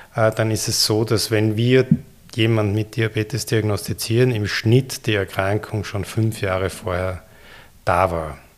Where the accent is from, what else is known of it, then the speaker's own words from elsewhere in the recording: Linz, Upper Austria, Austria; moved away as an adult; also born or lived in Vienna, Austria / Ulm, Germany; Ich war der, im Gymnasium in Linz in der Fadingerstraße und ging danach in Wien an die Universität